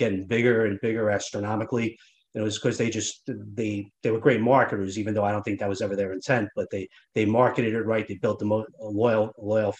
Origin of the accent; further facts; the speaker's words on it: Nanuet, New York, United States; I grew up in Nanuet.